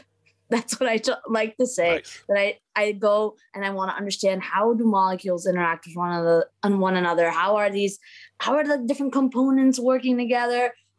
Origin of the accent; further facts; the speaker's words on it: Maryland, United States; born there; I am the child of immigrants. I was born in Maryland, and everything seemed like, you know, my parents are from Lebanon.